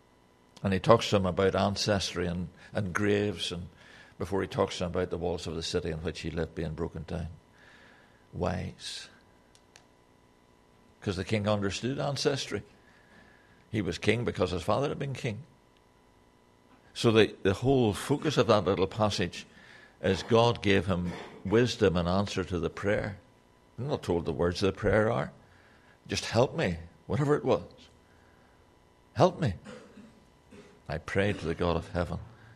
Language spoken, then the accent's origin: English; Ireland; I make a lot of excuse for the fact that I'm Irish. And Irishmen always say what they think.